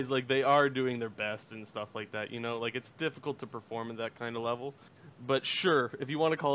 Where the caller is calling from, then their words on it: Sarnia, Ontario, Canada; Uh, Sarnia, Ontario.